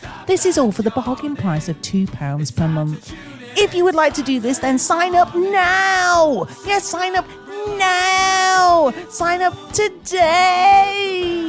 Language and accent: English; Nottingham, East Midlands, United Kingdom; I'm originally from Nottingham.